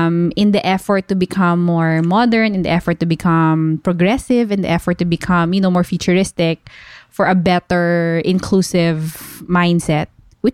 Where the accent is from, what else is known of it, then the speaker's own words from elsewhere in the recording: Dubai, United Arab Emirates; also born or lived in Philippines; When we were growing up, because I grew up here in Dubai, and the Middle Eastern culture is quite conservative in comparison to the Philippines.